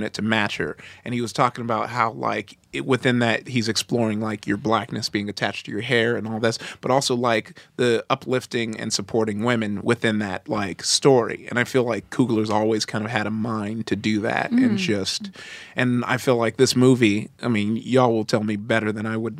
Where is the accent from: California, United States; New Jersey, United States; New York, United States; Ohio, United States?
California, United States; Compton; I grew up in Compton and was constantly asked why I talk white